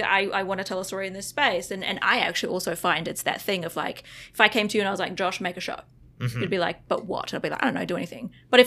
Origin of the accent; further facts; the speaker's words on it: Australia; also born or lived in New Zealand / Vietnam; I grew up in Australia and New Zealand. And then I actually also spent about 3 years in Vietnam.